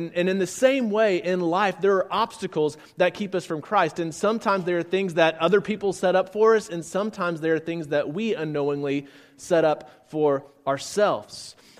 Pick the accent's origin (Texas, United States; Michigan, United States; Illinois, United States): Texas, United States; San Antonio; also born or lived in Blytheville, Arkansas; I'm from San Antonio, Texas. A little bit about me. I was an Air Force kid growing up, so we moved around quite a bit. I was actually born just a little bit north of here on 55 in a town called Blytheville, Arkansas.